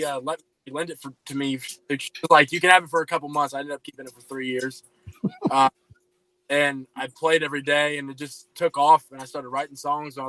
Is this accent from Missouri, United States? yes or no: no; Ohio, United States; now in Milford, United States; I'm from Ocean, Ohio, but I'm in Milford, Ohio right now.